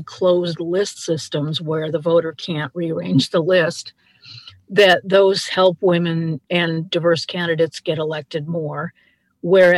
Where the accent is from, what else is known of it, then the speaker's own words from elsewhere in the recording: United States; as an American